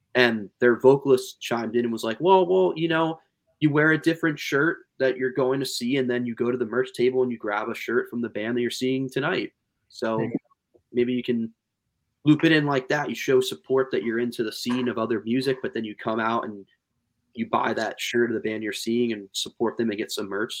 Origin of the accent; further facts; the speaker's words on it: Pennsylvania, United States; we're from Pennsylvania